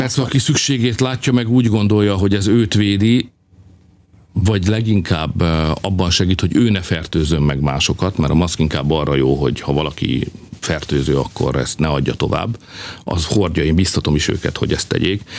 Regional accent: Hungary; mi meg magyarok vagyunk

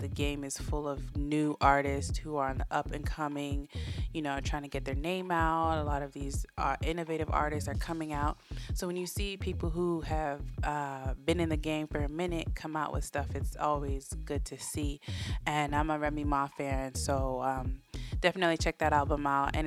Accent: United States; I was born and raised in the United States of America

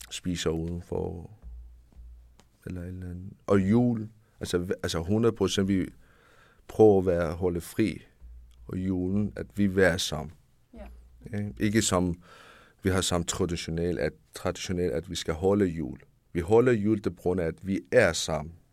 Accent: Capital Region of Denmark, Denmark; Det kommer sig selv, jeg siger, jeg er fra Nordsjælland, fra den by.

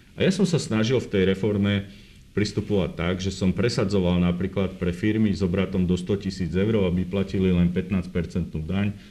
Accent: Revúca, Banská Bystrica Region, Slovakia; Ja som z Revúcej

